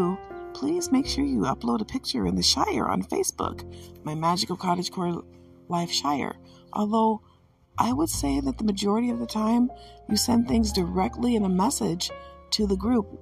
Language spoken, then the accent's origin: English; Michigan, United States; I am from Michigan